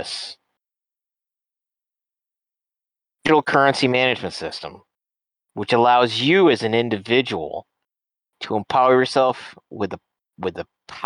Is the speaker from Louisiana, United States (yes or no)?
no; New York, United States; moved away; we're originally from New York